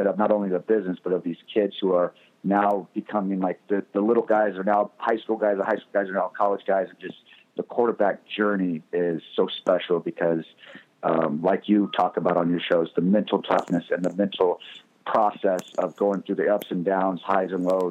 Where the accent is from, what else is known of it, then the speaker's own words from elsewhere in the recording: Fresno, California, United States; moved away as an adult; now in Los Angeles, United States; I'm from Fresno originally, Fresno, California, and I came down to Los Angeles 2008